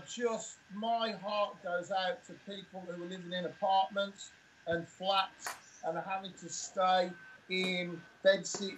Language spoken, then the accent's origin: English; Birmingham, West Midlands, United Kingdom; also born or lived in Tamworth; I was born in Birmingham and I moved to Tamworth in my teenage years